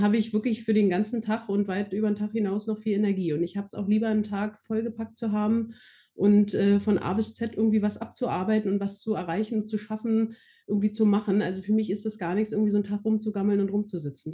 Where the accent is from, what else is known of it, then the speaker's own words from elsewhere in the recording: Berlin, Germany; also born or lived in Frankfurt am Main; Berlin-Brandenburg ist ja hier nur meine Heimat